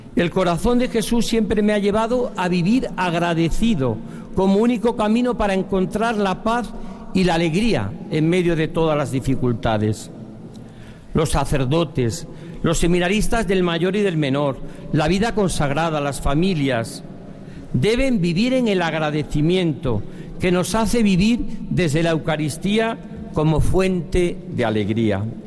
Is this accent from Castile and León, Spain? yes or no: no; Diocese of Coria-Cáceres, Extremadura, Spain; moved away; also born or lived in Valladolid; Volvía de obispo a mi tierra de origen